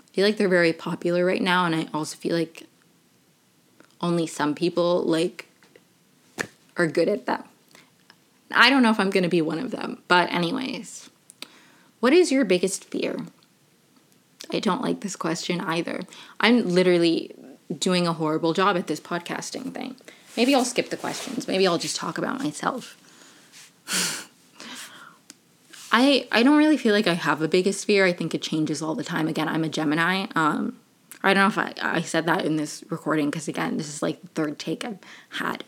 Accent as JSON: {"language": "English", "region": "Maryland", "country": "United States", "tie": "born or raised there", "also_born_or_lived": "Venezuela / Brazil", "said": "I moved here when I was 3. Bopped around Maryland for a little bit"}